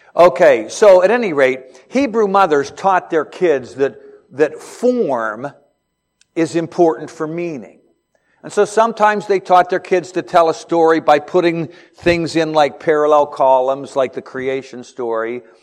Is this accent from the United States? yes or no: yes; Beaver Falls, Pennsylvania, United States; I'm from Beaver Falls, Pennsylvania, hometown of Joe Namath